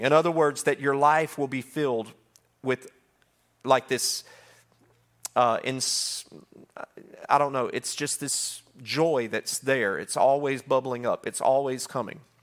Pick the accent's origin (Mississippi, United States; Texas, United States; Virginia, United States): Mississippi, United States; moved away; we come from Mississippi